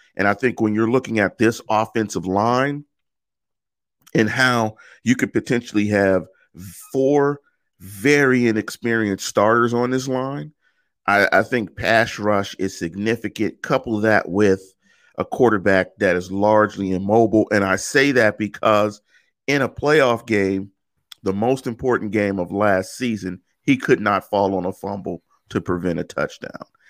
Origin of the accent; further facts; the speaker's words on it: Pittsburgh, Pennsylvania, United States; I'm from Pittsburgh